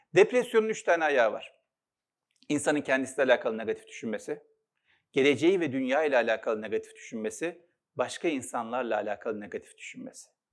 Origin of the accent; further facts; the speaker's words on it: Istanbul, Turkey; İstanbul'da doğdum, Üsküdar'da. Altı kardeşiz. İlkokulu Üsküdar'da okudum.